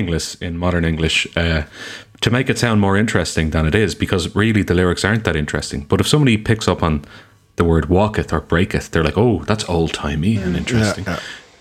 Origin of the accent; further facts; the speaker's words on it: Ireland; We just call it Irish